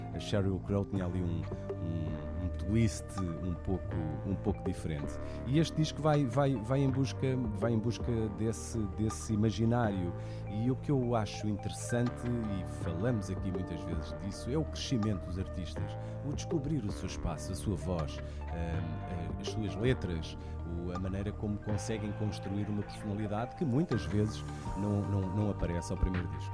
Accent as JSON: {"language": "Portuguese", "country": "Portugal", "said": "nós, acima de tudo, como portugueses"}